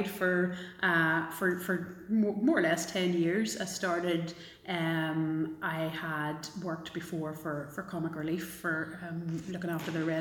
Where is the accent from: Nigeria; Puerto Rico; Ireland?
Ireland; Galway, Connacht; now in Belfast, United Kingdom; I get to deny Belfast if it's worse and go, oh no no, sure I'm from Galway.